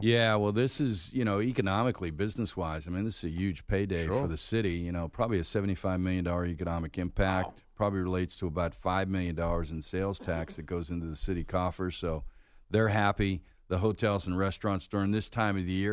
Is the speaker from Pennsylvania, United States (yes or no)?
yes; Pittsburgh, Pennsylvania, United States; moved away as an adult; also born or lived in North Carolina; now in Atlanta, United States; I grew up in Pittsburgh, and you know, growing up, everything was the Steelers